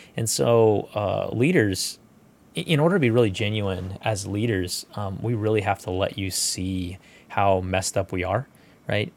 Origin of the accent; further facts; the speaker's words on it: United States; We're American